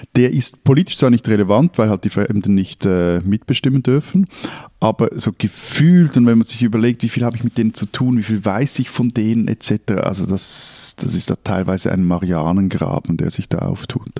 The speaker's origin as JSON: {"language": "German", "region": "Zurich", "country": "Switzerland", "said": "als Zürcher"}